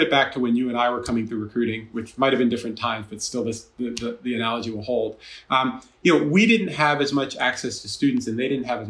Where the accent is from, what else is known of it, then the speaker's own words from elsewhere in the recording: Jersey Shore, New Jersey, United States; moved away as an adult; also born or lived in Massachusetts / Chicago; I grew up in the Jersey Shore, so I'm from the tri-state.